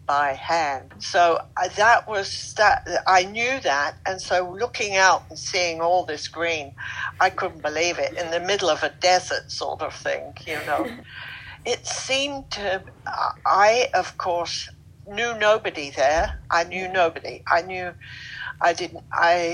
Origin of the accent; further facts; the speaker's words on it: London, United Kingdom; moved away as an adult; now in Deep Cove, Canada; I'm originally from Britain, London. Yes, a London girl, Southwest London.